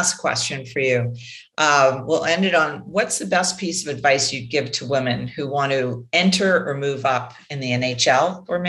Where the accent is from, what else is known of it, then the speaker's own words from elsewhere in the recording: Ottawa, Ontario, Canada; I'm from Ottawa.